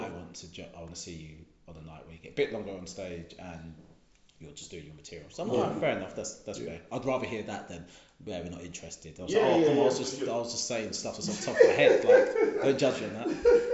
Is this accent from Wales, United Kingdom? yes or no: no; Eastbourne, South East England, United Kingdom; This I live here. This is I'm from Eastbourne all day. I represent Eastbourne all day.